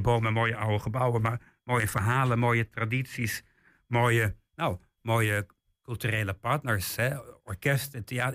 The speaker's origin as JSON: {"language": "Dutch", "town": "Weerselo", "region": "Overijssel", "country": "Netherlands", "tie": "born or raised there", "also_born_or_lived": "England", "said": "Ik ben in Engeland geboren, maar ik ben helemaal opgegroeid in, in Weerslo."}